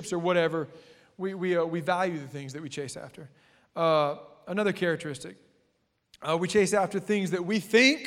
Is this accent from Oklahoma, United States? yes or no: no; South Louisiana, United States; And we are from South Louisiana.